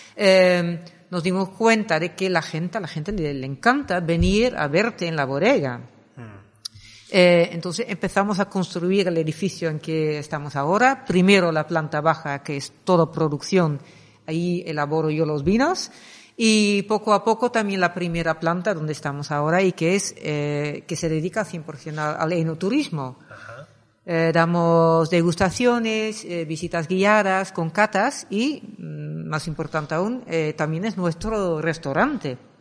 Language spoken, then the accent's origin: Spanish; Netherlands; Spanish is a second language; moved away as an adult; also born or lived in Axarquía, Málaga, Spain; now in Málaga, Spain; soy de Holanda. Llevo 26 años viviendo aquí